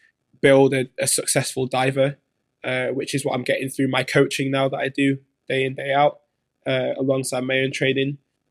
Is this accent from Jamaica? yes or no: yes; Jamaica; I've always had to think about different ways to make money being a Jamaican diver, because I don't get the funding that my British friends get for being at this level.